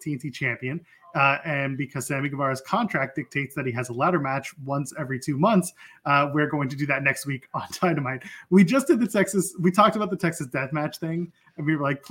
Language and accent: English; Canada; I'm Canadian